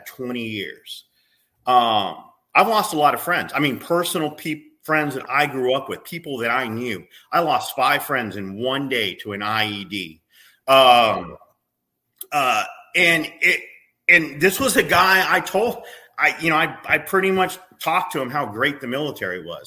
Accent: United States; we as American people

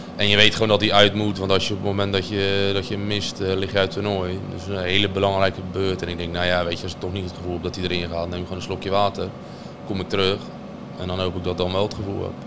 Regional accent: Urk, Flevoland, Netherlands; ik kom eigenlijk van Urk

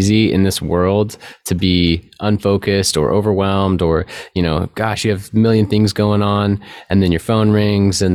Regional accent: California, United States; growing up in California

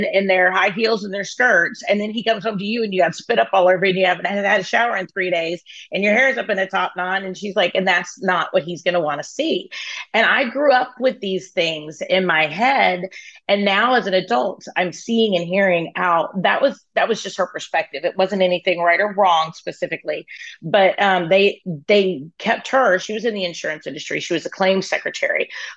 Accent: Dallas, the South, United States; now in Dallas, United States; I was raised in the South, you know, I mean, I've been in Dallas since I was 15

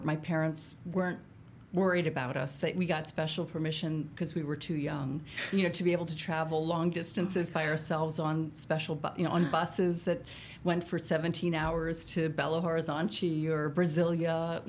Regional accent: Reading, Pennsylvania, United States; Reading, Pennsylvania.

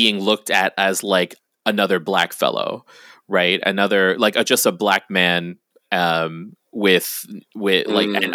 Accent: Guam; I grew up on Guam.

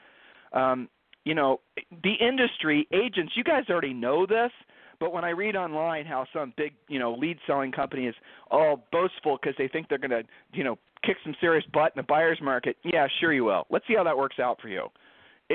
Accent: Ohio, United States; we're from Ohio

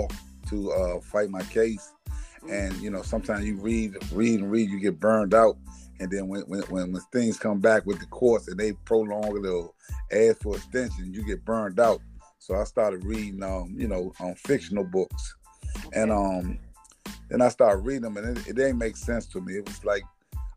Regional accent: Washington, District of Columbia, United States; I was raised in Washington, D.C. And my family was come from South Carolina

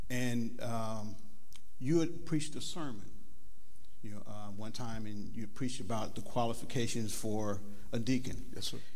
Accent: Mansfield, Ohio, United States; moved away as an adult; I grew up in Mansfield, Ohio, and um, I came I came here about 30 years ago. Okay, I, I actually can say I grew up uh, in a church.

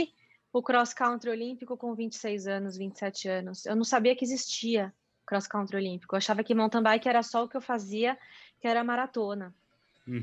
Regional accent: São Paulo, Brazil; no mundinho que eu cresci, da, da, do paulistano empresário

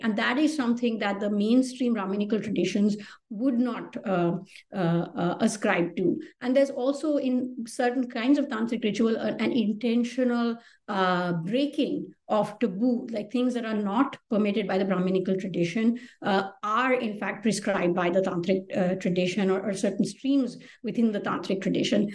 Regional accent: Delhi, India; first language Hindi; English is a second language; I grew up in Delhi, speaking Hindi actually for the first you know eight or nine years of my life

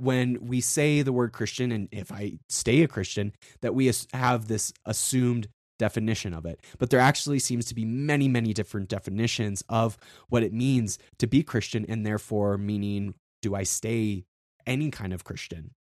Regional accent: South Dakota, United States; I grew up in South Dakota, and on the western side of South Dakota

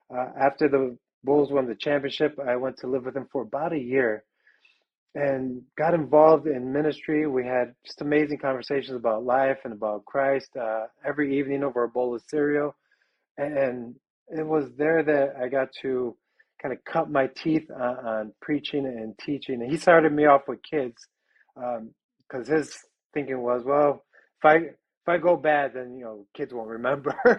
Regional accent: Chicago, Illinois, United States; now in Wisconsin, United States; I was born and raised in the city in a, a part of Chicago uh, known as a little village

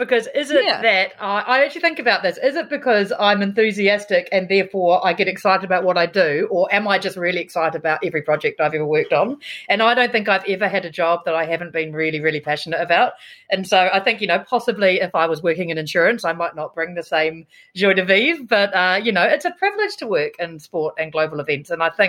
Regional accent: Roponga, Hawke's Bay, New Zealand; also born or lived in Blenheim; But I actually, I was born in Blenheim, and then I moved to a small town in between Napier and Wairoa called Roponga. I was the only Pākehā at my little rural primary school

